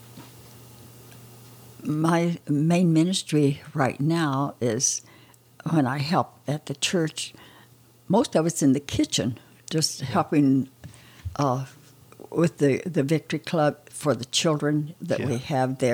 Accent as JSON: {"language": "English", "region": "Oklahoma", "country": "United States", "tie": "born or raised there", "moved": "as an adult", "said": "I grew up in Oklahoma"}